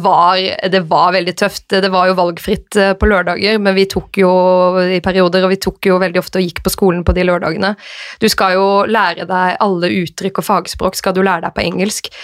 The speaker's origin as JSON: {"language": "Norwegian", "town": "Arendal", "region": "Agder", "country": "Norway", "moved": "as an adult", "lives_now": "Oslo, Norway", "said": "så jeg gikk først noen måneder hjemme i Arendal før jeg flyttet til Oslo"}